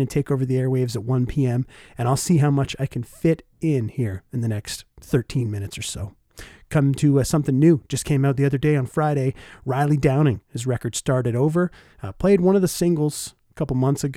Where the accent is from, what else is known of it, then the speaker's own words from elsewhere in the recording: Oshawa, Ontario, Canada; I got a job at this country music bar in my hometown of Oshawa, Ontario, called The Corral